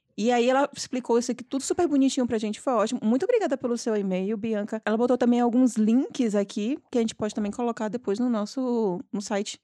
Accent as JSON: {"language": "Portuguese", "town": "Salvador", "region": "Bahia", "country": "Brazil", "said": "eu sou de Salvador"}